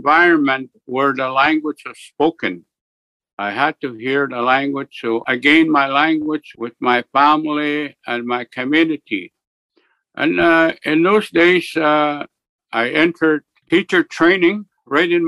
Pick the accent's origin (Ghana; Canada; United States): Canada; Split Lake, Manitoba; also born or lived in Churchill, Manitoba / along the Canadian National Railway; I'm from Tataskweyak. We have here about close to 3,000 people on reserve. I'm living in a reservation here in northern Manitoba